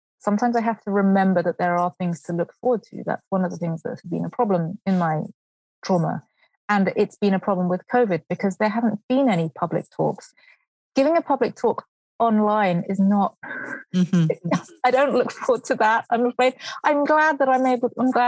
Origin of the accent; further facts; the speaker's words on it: Brighton, South East England, United Kingdom; moved away; I grew up in Brighton in England